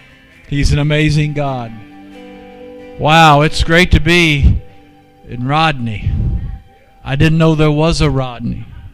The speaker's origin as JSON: {"language": "English", "town": "Hamilton", "region": "Ohio", "country": "United States", "tie": "born or raised there", "moved": "yes", "said": "I was born in Hamilton, so I have roots in Ohio."}